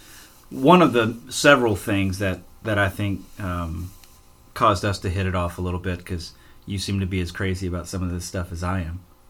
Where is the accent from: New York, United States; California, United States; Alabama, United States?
Alabama, United States; moved away; I moved to a place with a lot more decent deer than what I'm used to, you know, growing up in Alabama